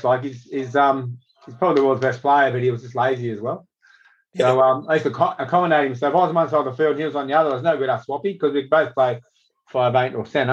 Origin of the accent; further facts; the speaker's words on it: Sydney, New South Wales, Australia; also born or lived in La Perouse / Parramatta / Mount Pritchard; I grew up in La Perouse initially, but Mum and Dad moved us out to Parramatta in the early days